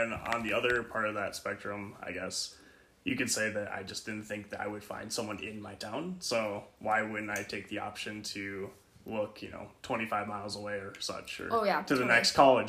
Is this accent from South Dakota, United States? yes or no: yes; South Dakota, United States; I grew up in South Dakota and went to school in South Dakota in college and such.